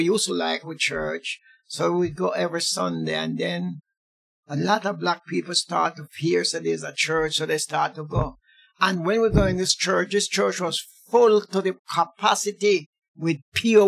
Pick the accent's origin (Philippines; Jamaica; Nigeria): Jamaica; Woodland District, Saint Elizabeth; moved away as an adult; now in London, United Kingdom; I was born in Jamaica, St. Elizabeth, Woodland District